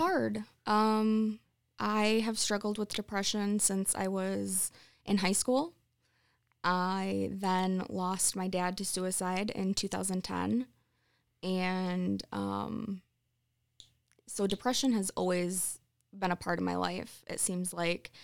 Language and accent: English; Sunfield, Michigan, United States; moved away as an adult; now in Charlotte, United States; I grew up in Sunfield